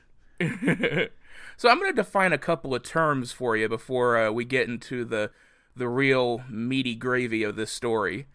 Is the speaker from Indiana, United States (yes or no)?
yes; southern Indiana, United States; my hometown in southern Indiana